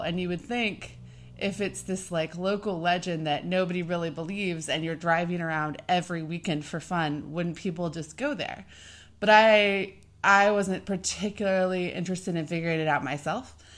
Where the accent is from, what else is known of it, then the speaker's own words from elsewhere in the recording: Oklahoma, United States; moved away as an adult; also born or lived in Kansas; I'm from Oklahoma.